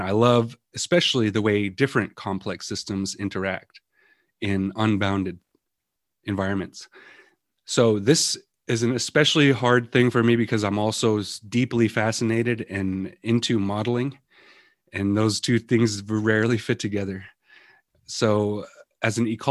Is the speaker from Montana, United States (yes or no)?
yes; Western Montana, United States; I grew up here in Western Montana, living in the mountains, fishing, hunting, going out picking berries with my grandmas, my mom